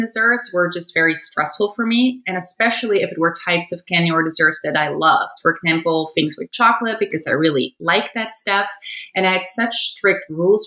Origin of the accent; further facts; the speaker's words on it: Netherlands; moved away; I grew up in the Netherlands